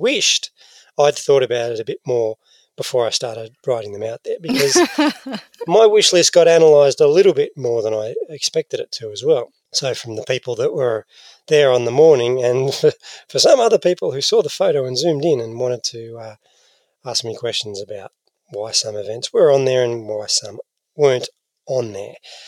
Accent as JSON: {"language": "English", "country": "Australia", "said": "Because I'm an Aussie, Mel, even though I was born overseas myself."}